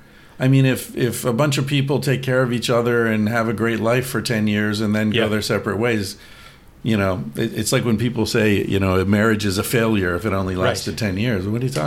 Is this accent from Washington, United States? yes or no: no; Bellefonte, Pennsylvania, United States; I was born in Bellefonte.